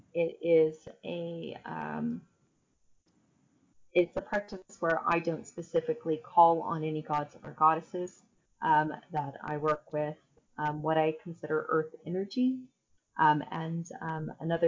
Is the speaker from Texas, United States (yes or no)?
no; Northern Kentucky, United States; moved away as an adult; now in North Wales, United Kingdom; ways into spirituality that weren't offered to me growing up in Kentucky